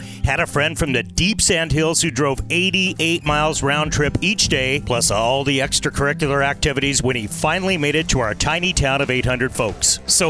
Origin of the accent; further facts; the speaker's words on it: Nebraska, United States; also born or lived in Fort Hartsuff, Sandhills, Nebraska; I grew up on a ranch on the Niobrara River on the Nebraska and South Dakota border. Typical ranch kid life.